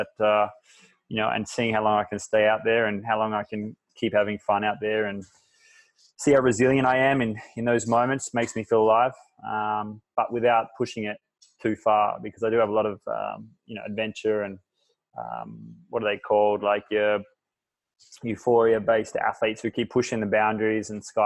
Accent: Fremantle, Western Australia, Australia; moved away as an adult; now in Bali, Indonesia; I was born in Fremantle with a single mother who worked her ass off

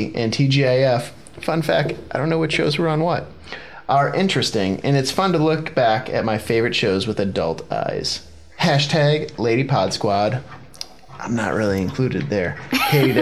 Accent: Chippewa Valley School District, Michigan, United States; I went to Dakota. I was in the Chippewa Valley School District.

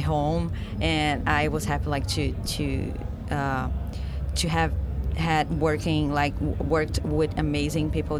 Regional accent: Brazil; moved away as an adult; now in Los Angeles, United States; I moved from Brazil to LA, like, 3 years ago.

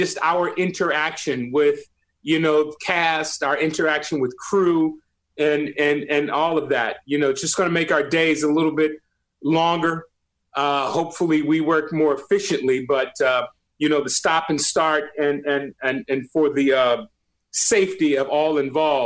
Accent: Compton, California, United States; being and growing up in Compton

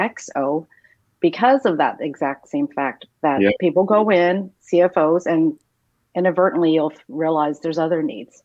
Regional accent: San Diego, California, United States; now in Orange County, United States; I'm from San Diego, since I'm a Padres fan.

